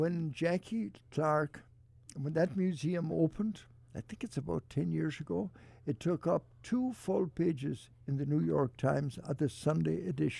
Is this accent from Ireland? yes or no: yes; Ballina, Connacht, Ireland; moved away as an adult; now in Cleveland, United States; my hometown of Ballinagh, County Mayo.